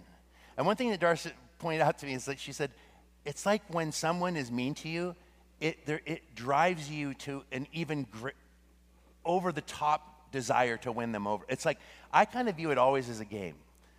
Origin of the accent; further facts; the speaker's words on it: Russia; oh, where are you from? I'm from Russia.